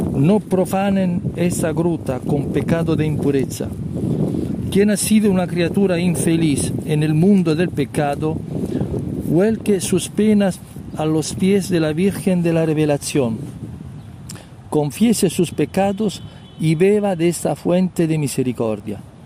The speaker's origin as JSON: {"language": "Spanish", "town": "Rome", "region": "Lazio", "country": "Italy", "second_language": "Spanish", "said": "yo soy de Roma"}